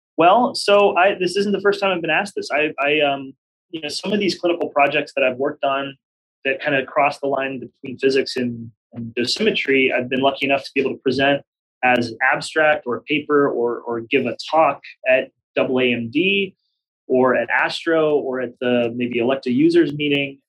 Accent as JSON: {"language": "English", "town": "Pittsburgh", "region": "Pennsylvania", "country": "United States", "tie": "born or raised there", "also_born_or_lived": "Baltimore / New York City", "moved": "as an adult", "said": "Pittsburgh, which is my hometown"}